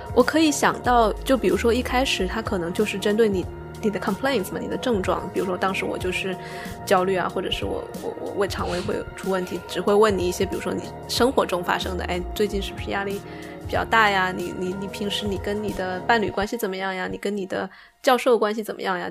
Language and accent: Chinese; Sichuan, China; accent: Sichuanese; first language Sichuanese; moved away; 我开始用四川话